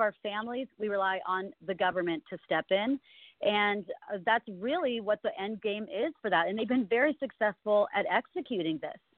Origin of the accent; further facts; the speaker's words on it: California, United States; born and raised in California my whole life